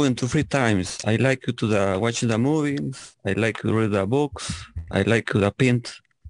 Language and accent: English; Peru; English is a second language; I am from Peru.